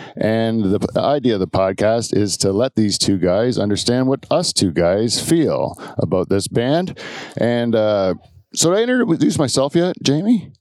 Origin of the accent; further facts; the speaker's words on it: Canada; We're from Canada